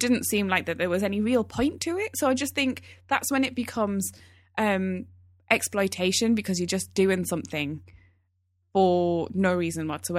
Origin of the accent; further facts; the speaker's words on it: Newcastle, North East England, United Kingdom; accent: Geordie; The way we speak, I'm from Newcastle. I might not be able to hear it so much in my accent these days, but the way I used to speak when I was at home, that was all Geordie. That was pure Geordie.